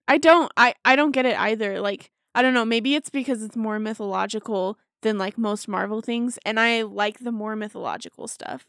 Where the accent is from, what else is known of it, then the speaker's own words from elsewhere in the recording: Davis County, Utah, United States; I grew up in Davis County, too.